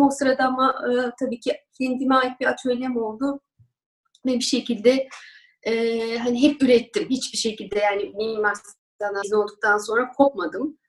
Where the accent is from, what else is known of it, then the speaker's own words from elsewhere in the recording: Istanbul, Turkey; also born or lived in Ankara; Ben 1979 Ankara doğumluyum. 3-4 yaşlarından beri İstanbul'dayım.